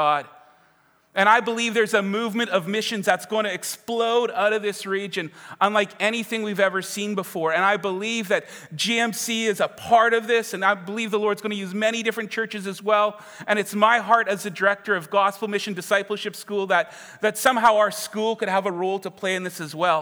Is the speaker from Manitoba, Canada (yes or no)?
yes; Winkler, Manitoba, Canada; also born or lived in Winnipeg; I am from Winkler